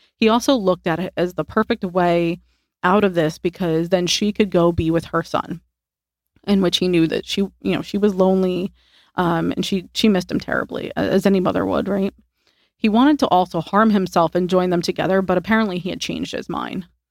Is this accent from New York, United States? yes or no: yes; Hudson Valley, New York, United States; we traveled to my hometown area in the Hudson Valley, about ninety miles north of New York City in the quiet town of New Paltz, New York